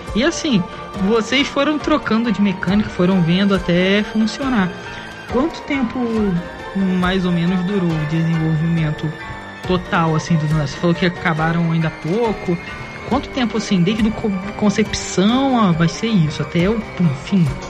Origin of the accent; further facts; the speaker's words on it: Cabo Frio, Rio de Janeiro, Brazil; eu sou de Cabo Frio, é a sétima cidade mais antiga do Brasil